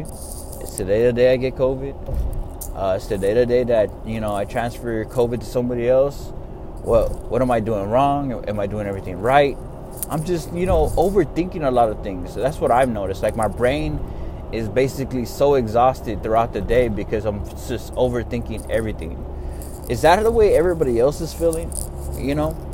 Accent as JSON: {"language": "English", "region": "Texas", "country": "United States", "said": "I'm from Texas"}